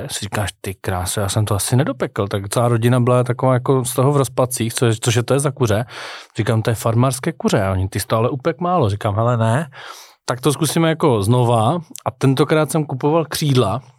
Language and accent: Czech; Zlín, Zlín Region, Czechia; skoro ze Zlína. A to jsem ze Zlína.